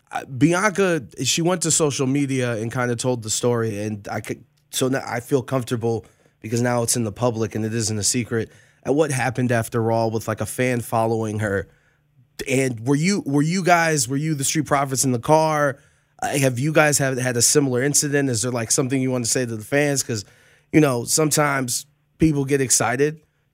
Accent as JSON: {"language": "English", "town": "Cleveland", "region": "Ohio", "country": "United States", "moved": "yes", "lives_now": "Las Vegas, United States", "said": "I'm from Cleveland"}